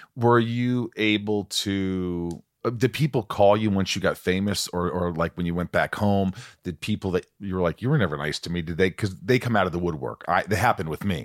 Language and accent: English; Indiana, United States; also born or lived in New York; I grew up in Indiana